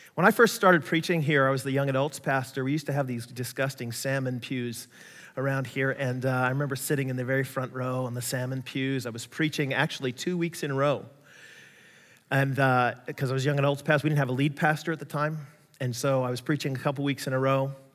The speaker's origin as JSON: {"language": "English", "country": "United States", "said": "I'm American, I grew up not to trust the Russians"}